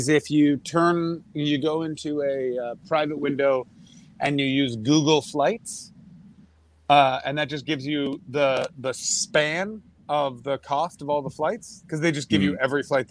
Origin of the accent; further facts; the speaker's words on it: Canada; I'm also Canadian.